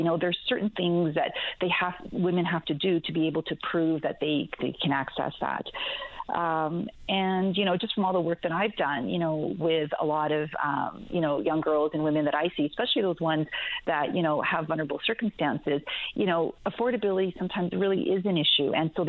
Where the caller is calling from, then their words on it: Calgary, Alberta, Canada; Yeah, it's a bit early here. I'm calling from Calgary, Alberta.